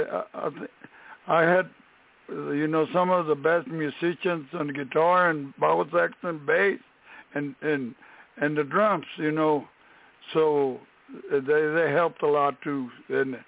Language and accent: English; Brownsville, Texas, United States; moved away as an adult; now in San Antonio, United States; I was born in Brownsville, Texas, in the Rio Grande Valley. And but I came to San Antonio after I had I served my country from 1962 to 64